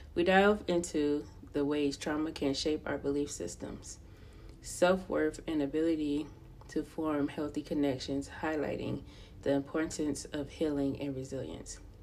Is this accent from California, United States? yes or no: yes; Los Angeles County, California, United States; I was born and raised in Los Angeles County, California